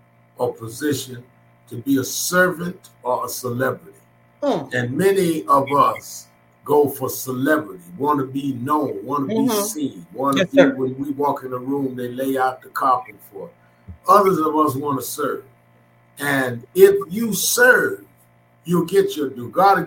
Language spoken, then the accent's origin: English; New York, United States; I was born and raised in New York